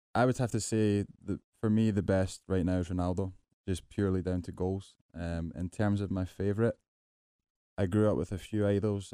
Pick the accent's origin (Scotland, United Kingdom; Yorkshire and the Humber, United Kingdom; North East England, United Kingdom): Scotland, United Kingdom; moved away; I come from Scotland